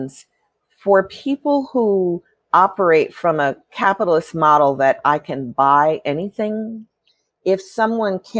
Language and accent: English; Chicago, Illinois, United States; when I grew up in Chicago, my family always took in immigrant families